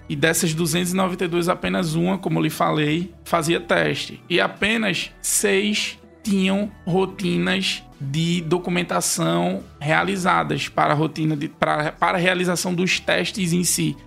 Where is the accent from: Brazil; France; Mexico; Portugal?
Brazil; Recife, Pernambuco; Porque eu sou daqui de Recife, então o sotaque é bem forte